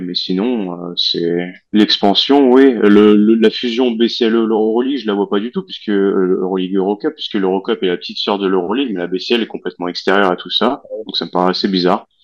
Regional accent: France

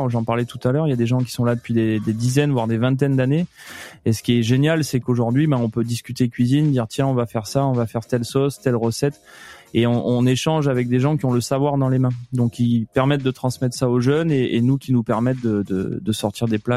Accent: Mediterranean basin, France; also born or lived in Nice; Je suis quand même euh, le bassin méditerranéen, c'est ma région d'origine. J'ai passé mes études à Nice au lycée hôtelier.

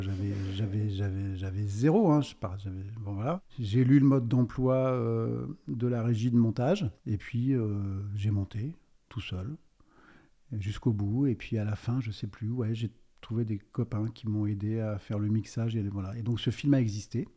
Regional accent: Brittany, France; je suis breton d'origine

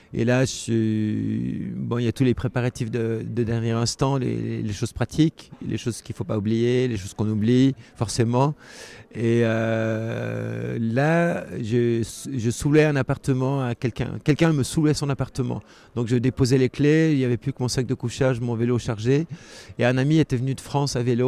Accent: Geneva, Switzerland; je suis né en 1960 à Genève, donc je suis suisse.

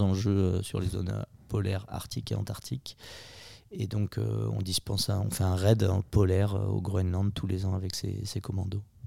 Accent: Maurienne, Auvergne-Rhône-Alpes, France; je suis originaire de Maurienne

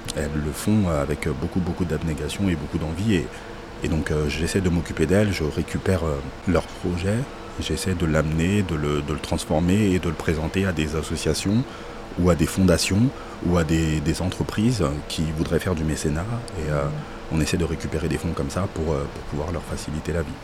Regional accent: Paris, Île-de-France, France; je suis parisien, donc euh, je suis un amoureux de Paris

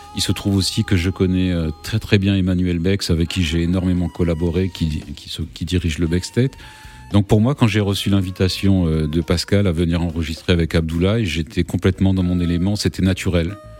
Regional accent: Réunion; j'ai grandi à la Réunion

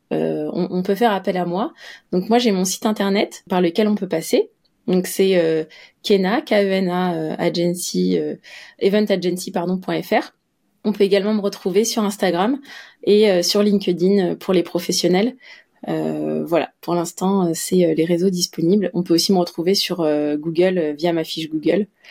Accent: Paris, Île-de-France, France; en tant que Parisienne

